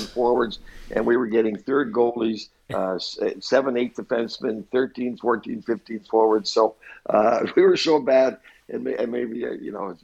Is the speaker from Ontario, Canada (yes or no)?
no; Halifax, Nova Scotia, Canada; born or raised there; also born or lived in Moncton, New Brunswick